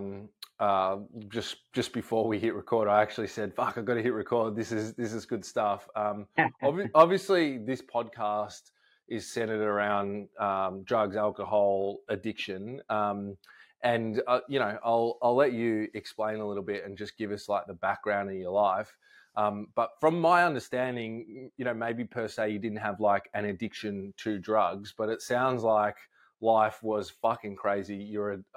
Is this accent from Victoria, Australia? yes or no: yes; Melbourne, Victoria, Australia; I'm from Melbourne